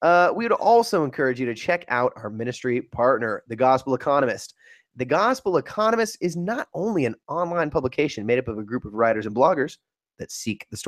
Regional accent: Northern California, United States; my days growing up in Northern California

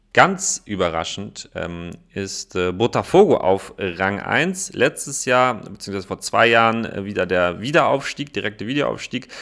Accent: Koblenz, Rhineland-Palatinate, Germany; meiner Heimatstadt Koblenz

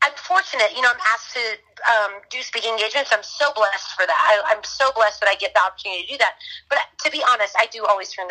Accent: Florida, United States; now in Texas, United States; I'm from Florida, got to Texas quickly.

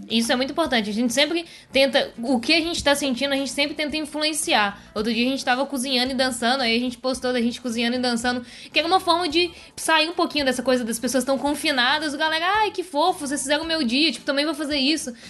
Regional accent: Belo Horizonte, Minas Gerais, Brazil; A gente é de Belo Horizonte, a gente ama a nossa cidade.

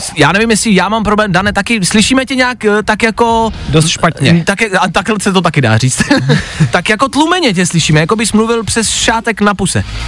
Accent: Czechia; jako Češi

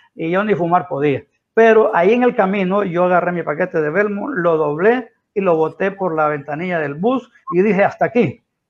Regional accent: Santa Bárbara, Honduras; now in San Pedro Sula, Honduras; yo vengo de Santa Bárbara, mi familia es de Santa Bárbara, nací en un, en un monte bien elevado allá, en una, una aldea que se llama La Alianza, en Colina Santa Bárbara

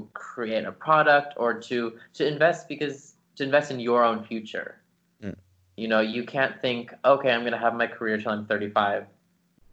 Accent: Los Angeles, California, United States; moved away; I grew up in Los Angeles

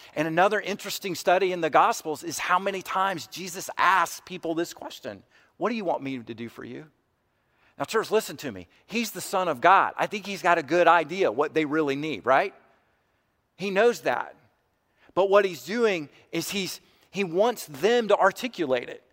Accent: United States; white American Christians

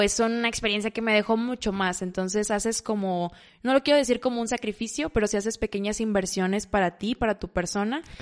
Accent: Monterrey, Nuevo León, Mexico; also born or lived in Mazatlán, Sinaloa; Nací en Mazatlán, Sinaloa, tengo 23 años, ya tengo aproximadamente 15 años viviendo en Monterrey, así que me gusta considerarme una sinaloense, pero que ya se formó como regia

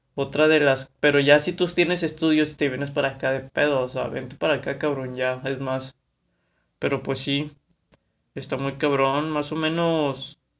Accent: Monterrey, Nuevo León, Mexico; Soy de aquí de Monterrey, Nuevo León

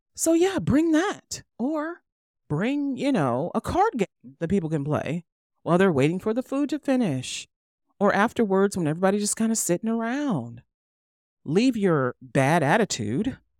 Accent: United States; I'm American

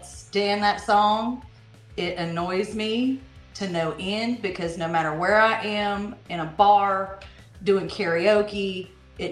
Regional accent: the South, United States; I'm from the South

